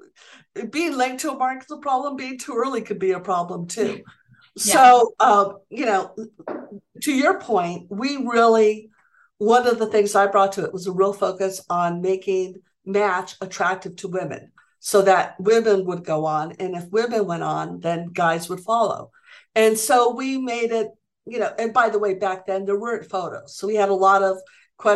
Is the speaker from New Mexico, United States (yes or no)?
yes; Santa Fe, New Mexico, United States; Santa Fe at the time, which is my hometown.